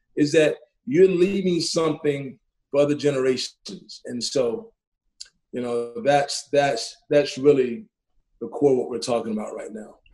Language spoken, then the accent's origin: English; Athens, Georgia, United States; now in Tucson, United States; growing up in Athens, Georgia, growing up in East Athens